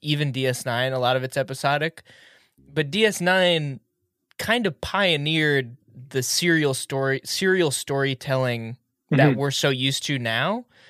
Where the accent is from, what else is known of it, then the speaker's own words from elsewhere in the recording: United States; I'm just... straight red-blooded American.